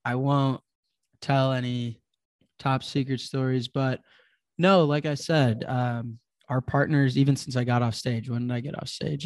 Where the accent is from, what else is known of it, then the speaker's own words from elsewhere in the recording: Chicago, Illinois, United States; I grew up in Chicago, there's, like, this drill scene